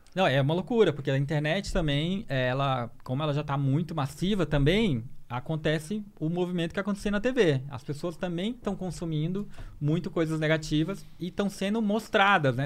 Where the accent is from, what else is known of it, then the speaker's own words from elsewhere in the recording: Porto Velho, Rondônia, Brazil; also born or lived in Maranhão; Sou do Maranhão, é nasci do Maranhão e cresci em Rondônia, em Porto Velho